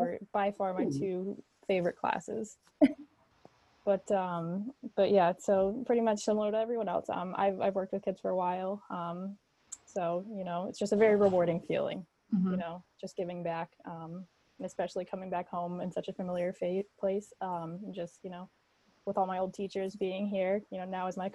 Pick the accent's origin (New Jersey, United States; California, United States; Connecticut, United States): Connecticut, United States; Higganum; I'm from Higginham originally. So I went through the HK school district